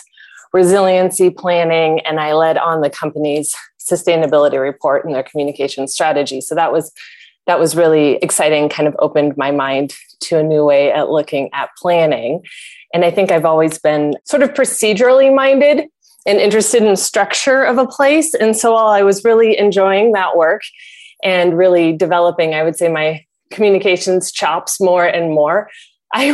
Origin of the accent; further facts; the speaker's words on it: Lincoln, Nebraska, United States; moved away as an adult; now in Minneapolis, United States; I'm a Nebraska native. Originally, I grew up in Lincoln